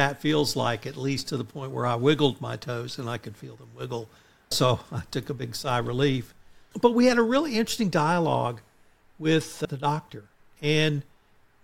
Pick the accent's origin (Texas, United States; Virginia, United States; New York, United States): Texas, United States; I'm from Texas